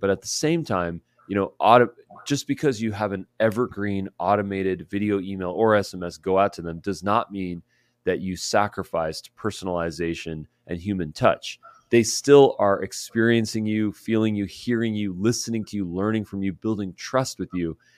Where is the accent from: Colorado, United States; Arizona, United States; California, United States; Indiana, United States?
California, United States; Southern; I'm from SoCal